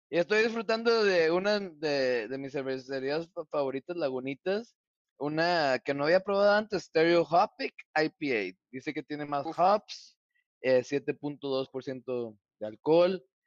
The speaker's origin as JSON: {"language": "Spanish", "country": "Mexico", "said": "como un mexicano"}